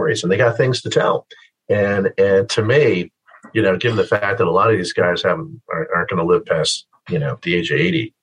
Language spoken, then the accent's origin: English; Connecticut, United States; I grew up here in Connecticut. I grew up right where I live